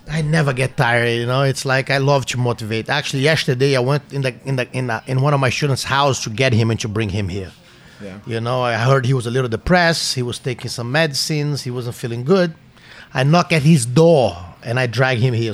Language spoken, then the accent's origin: English; Brazil; English is a second language; moved away as an adult; now in United States; when I left Brazil